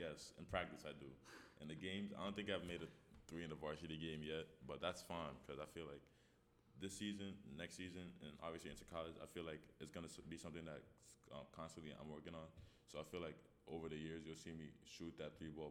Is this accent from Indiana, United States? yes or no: no; New York, United States; I'm from New York